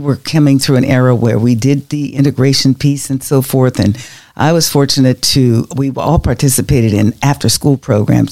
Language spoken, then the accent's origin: English; Pittsburgh, Pennsylvania, United States; now in Jacksonville, United States; we grew up in Pittsburgh, Pennsylvania